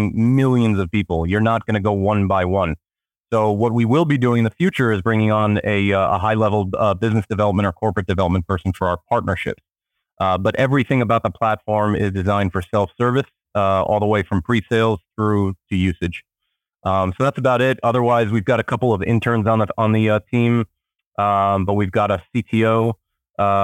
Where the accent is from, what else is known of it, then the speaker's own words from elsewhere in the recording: Israel; also born or lived in Miami, United States; now in New York, United States; I currently live in New York, although I'm originally from Israel and lived for a very long time in Miami.